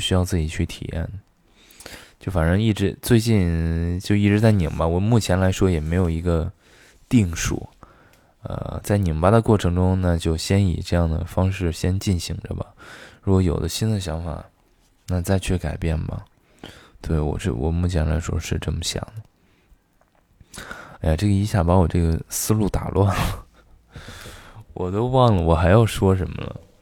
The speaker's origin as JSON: {"language": "Chinese", "town": "Xi'an", "region": "Shaanxi", "country": "China", "tie": "born or raised there", "moved": "yes", "lives_now": "Beijing, China", "said": "我的老家西安"}